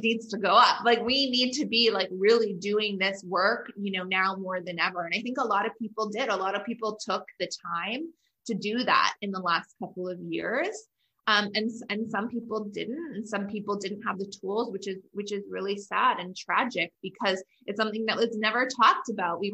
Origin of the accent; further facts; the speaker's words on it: Canada; I'm Canadian